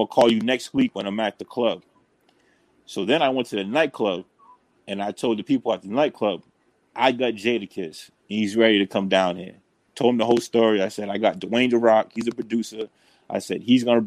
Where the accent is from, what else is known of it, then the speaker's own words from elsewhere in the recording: New Bedford, Massachusetts, United States; my hometown, to New Bedford